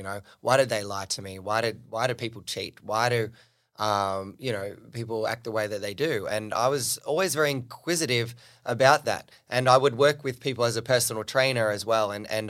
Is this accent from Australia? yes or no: yes; New South Wales, Australia; where I grew up on the Central Coast, an hour and a half north of Sydney.